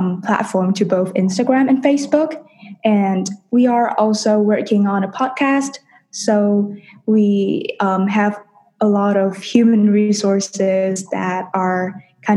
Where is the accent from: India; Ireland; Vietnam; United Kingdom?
Vietnam; Hanoi; moved away; I'm a senior and I'm from Hanoi, Vietnam.